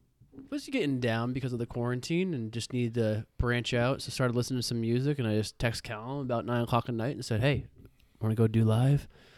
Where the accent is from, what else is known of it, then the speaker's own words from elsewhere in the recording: Iowa, United States; growing up in Iowa